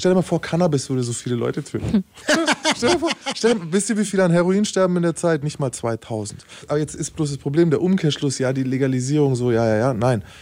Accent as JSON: {"language": "German", "region": "Bavaria", "country": "Germany", "said": "wir sind ja aus Bayern"}